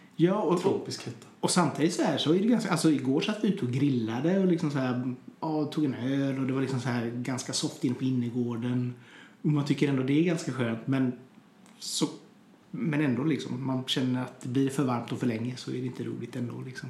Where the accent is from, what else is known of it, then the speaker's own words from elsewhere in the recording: Hunnebostrand, Västra Götaland, Sweden; moved away; also born or lived in Trollhättan; Jag är från Hunnebostrand från början